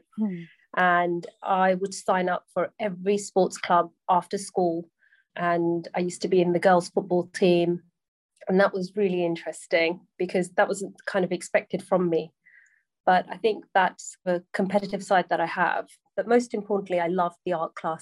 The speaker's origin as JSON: {"language": "English", "town": "Sunbury-on-Thames", "region": "South East England", "country": "United Kingdom", "tie": "born or raised there", "said": "I grew up in a town called Sunbury-on-Thames, and the upbringing was really nice."}